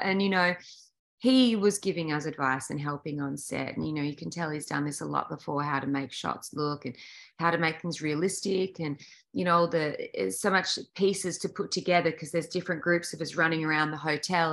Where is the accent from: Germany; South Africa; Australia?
Australia; moved away; in Australia, it's so weird. We grew up like when I was a kid, like 60 or 70% of our TV content was American.